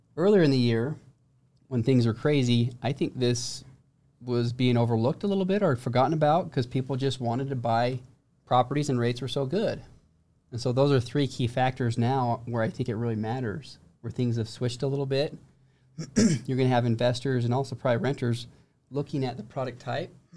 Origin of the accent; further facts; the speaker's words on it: St. George, Utah, United States; I'm from Saint George